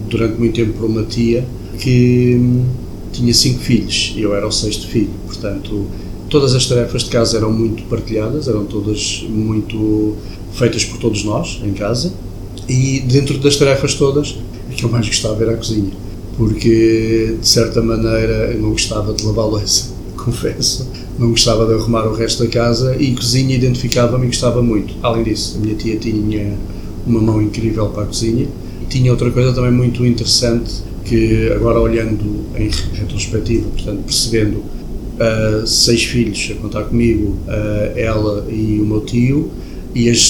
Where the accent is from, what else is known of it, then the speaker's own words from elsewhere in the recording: Portugal; also born or lived in Angola; Bom, eu sou português, nasci em Angola, mas vim desde muito cedo para Portugal, ou seja, eu vim para Portugal tinha aproximadamente dois anos, portanto não tenho muitas memórias de Angola, infelizmente.